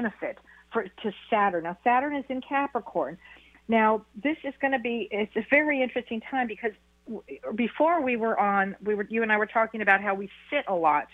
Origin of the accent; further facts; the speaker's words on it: Beverly Hills, California, United States; moved away as an adult; now in Wisconsin, United States; I was born and raised in Beverly Hills, and I've had my practice there forever